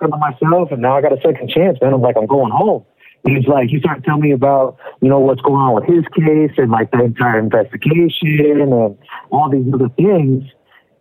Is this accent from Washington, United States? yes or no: yes; Spokane, Washington, United States; also born or lived in Tacoma, Washington; I was born in Tacoma, Washington. I'm from the west coast of America, but I've lived pretty much my whole life in Spokane